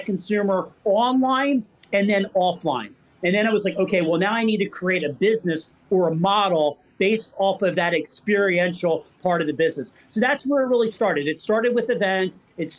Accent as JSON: {"language": "English", "town": "Philadelphia", "region": "Pennsylvania", "country": "United States", "said": "I'm from Philadelphia"}